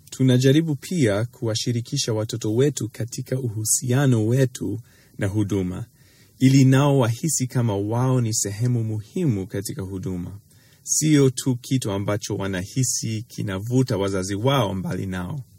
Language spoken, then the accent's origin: Swahili; Tanzania; Hili ni somo lingine muhimu sana ambalo nilijifunza kutokana na kuwatazama wazazi wangu wakati nilikulia nchini Tanzania.